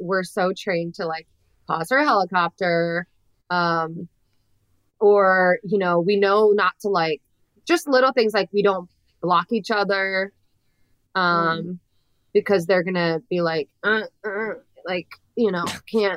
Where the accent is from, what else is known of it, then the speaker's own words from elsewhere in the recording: Florida, United States; I grew up in Florida, I grew up in, you know, a I don't know a better way to say this, but a red county.